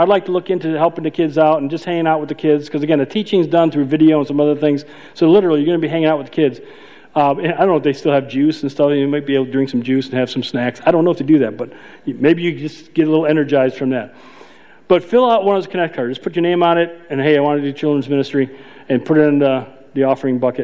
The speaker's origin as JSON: {"language": "English", "town": "Chicago", "region": "Illinois", "country": "United States", "said": "I'm from Chicago"}